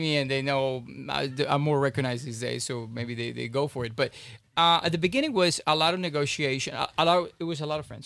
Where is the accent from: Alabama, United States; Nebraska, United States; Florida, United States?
Florida, United States; Miami; I grew up in Miami for God's sake, South Beach.